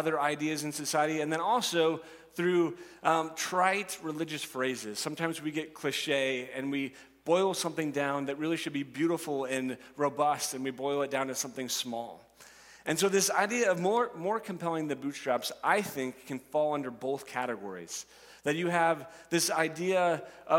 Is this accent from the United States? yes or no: yes; Nebraska, United States; I'm a Nebraskan, that I grew up in Nebraska, and I have spent my entire life here